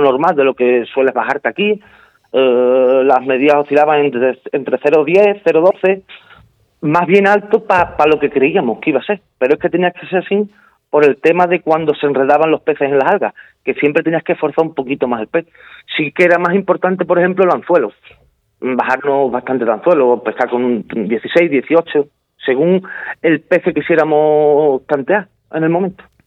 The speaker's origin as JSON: {"language": "Spanish", "country": "Spain", "said": "el primer español en conseguir la medalla de oro"}